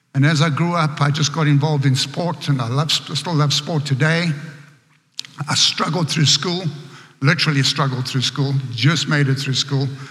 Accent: Johannesburg, Gauteng, South Africa; accent: South African; moved away as an adult; now in United States; I grew up in a very poor area back in Johannesburg.

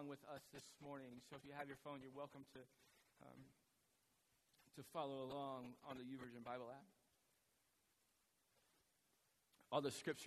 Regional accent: United States

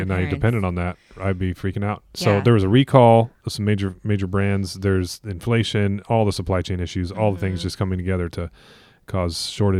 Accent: Iowa, United States; We're from Iowa.

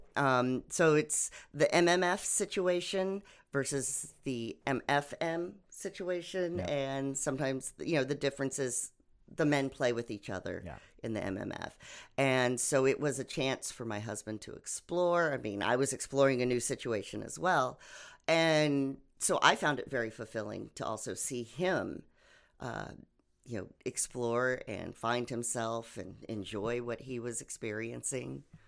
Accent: Oklahoma, United States; also born or lived in various US states; lived my life kind of all over the states until I moved to Oklahoma when I was 10

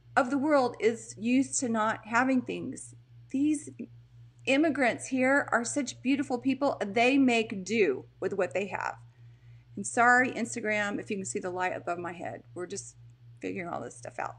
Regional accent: Texas, United States; also born or lived in Portland; I'm from Texas, guys. You know that. I'm in Texas right now

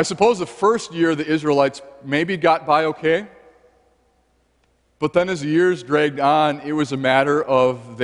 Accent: United States; As an American

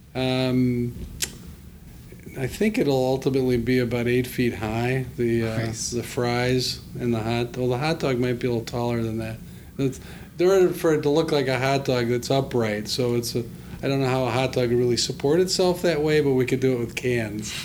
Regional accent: Evanston, Illinois, United States; I grew up in Evanston.

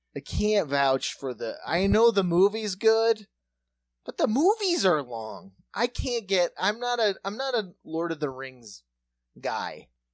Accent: Watertown, United States; growing up in Watertown.

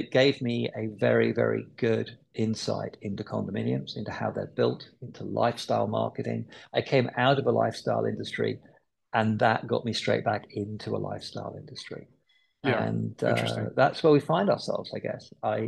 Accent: London, United Kingdom; now in Phoenix, United States

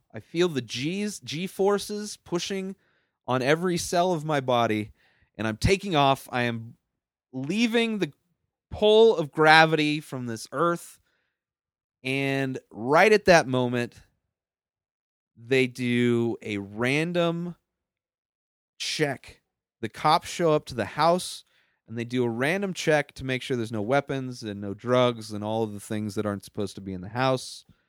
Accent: Southern California, United States; moved away as an adult; also born or lived in San Diego; now in Denver, United States; I grew up in Southern California.

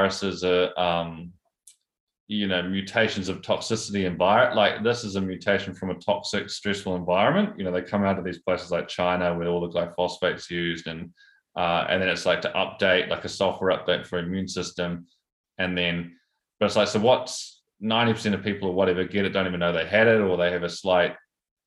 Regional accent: Taranaki, New Zealand; I grew up in the Naki

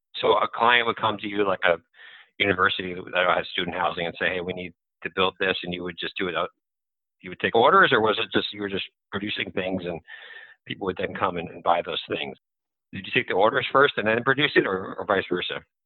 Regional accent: New Jersey, United States; I grew up in New Jersey

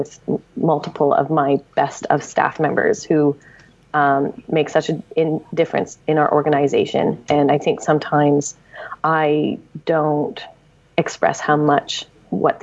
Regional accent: Montreal, Quebec, Canada; I'm from Montreal

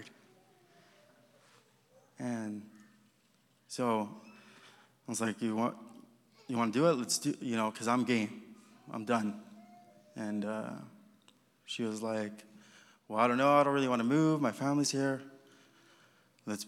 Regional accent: Los Angeles, California, United States; moved away as an adult; now in Kentucky, United States; I come from Los Angeles, from California

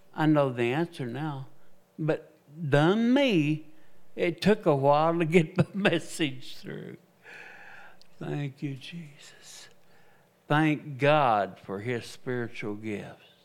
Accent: United States; I am an American evangelist.

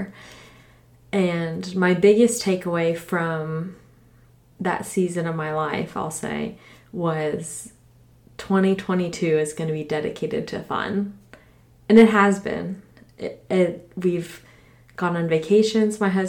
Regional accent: Orlando, Florida, United States; I grew up in Orlando, Florida

